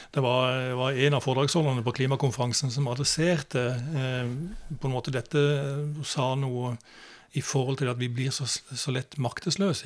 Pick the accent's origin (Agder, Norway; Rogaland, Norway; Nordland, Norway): Agder, Norway; Kristiansand; jeg vokste opp i Oddernes.